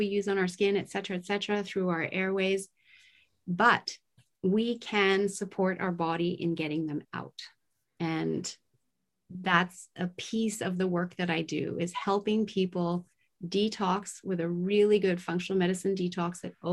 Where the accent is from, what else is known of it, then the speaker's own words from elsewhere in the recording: Tokyo, Japan; I was raised in Tokyo, Japan at the height of the manufacturing plant spewing out toxins